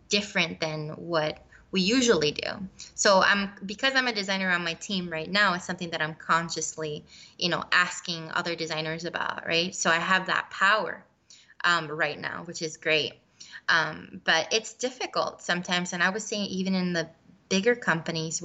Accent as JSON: {"language": "English", "country": "Puerto Rico", "tie": "born or raised there", "said": "I'm from Puerto Rico. I was born and raised there."}